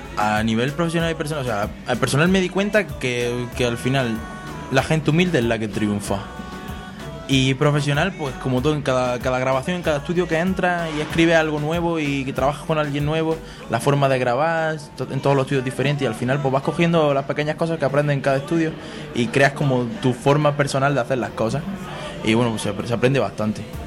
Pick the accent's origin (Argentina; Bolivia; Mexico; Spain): Spain; Granada, Andalusia; español de Granada que canta reggaeton